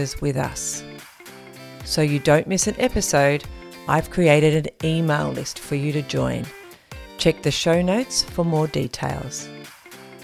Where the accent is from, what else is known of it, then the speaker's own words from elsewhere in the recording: King Island, Tasmania, Australia; also born or lived in Melbourne, Victoria; now in Tasmania, Australia; I was born in, Yes, and had a childhood in King